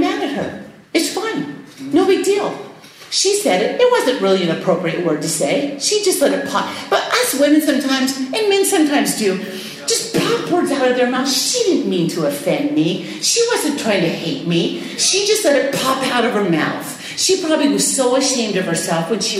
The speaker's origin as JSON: {"language": "English", "country": "United States", "said": "I'm from Washington"}